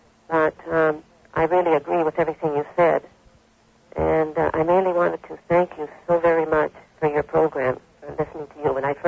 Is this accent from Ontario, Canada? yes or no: yes; Toronto, Ontario, Canada; I'm a visitor from Canada, Toronto.